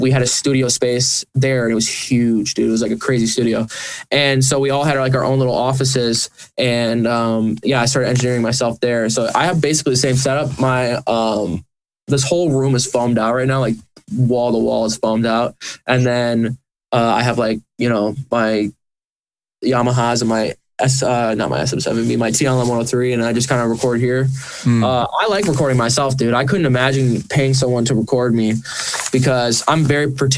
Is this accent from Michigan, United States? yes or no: yes; St. Johns, Michigan, United States; also born or lived in Lansing, Michigan; I am a musician from Lansing, Michigan. I grew up in a town called St. John's, which is right outside of Lansing